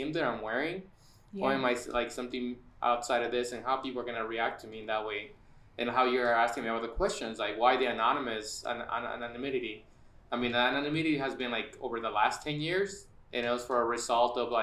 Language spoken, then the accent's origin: English; San Diego, California, United States; also born or lived in Bay Area; I grew up in San Diego, my first like almost like 20 years, moved to the Bay Area when I was like in my early 20s, did a year over there, came back to San Diego